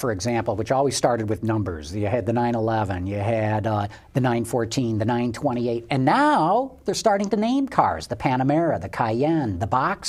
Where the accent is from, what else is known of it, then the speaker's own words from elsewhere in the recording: United States; as an American